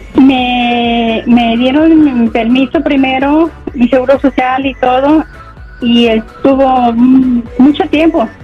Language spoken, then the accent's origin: Spanish; Michoacán, Mexico; moved away as an adult; now in Los Angeles, United States; yo vengo de Michoacán, me apliqué por la violencia que se vive allá